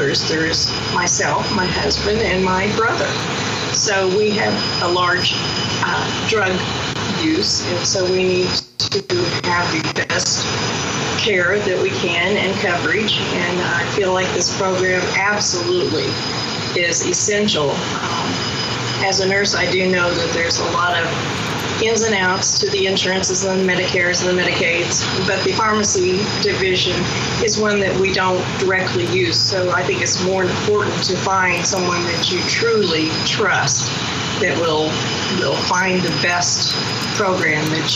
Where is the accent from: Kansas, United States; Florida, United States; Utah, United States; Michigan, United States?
Kansas, United States; Baxter Springs; I was raised here in Baxter